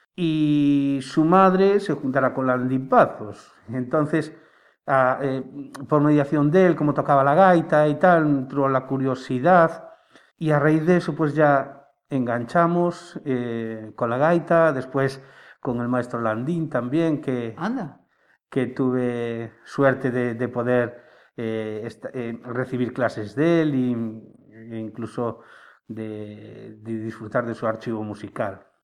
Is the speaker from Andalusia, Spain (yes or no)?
no; Marín, Galicia, Spain; also born or lived in Estribela, Pontevedra; now in Barro, Spain; me considero marinense, aunque eh, nacido en Estribela, Pontevedra. Y vivo en Barro desde hace 12 años.